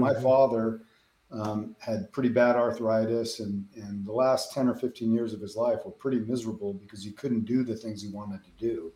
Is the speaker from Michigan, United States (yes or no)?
no; Denver, Colorado, United States; moved away as an adult; now in Western Kansas, United States; I grew up in the Denver metro area